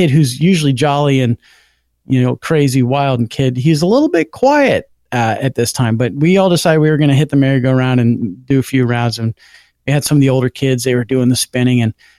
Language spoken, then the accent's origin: English; Florida, United States; I grew up in Florida, as you know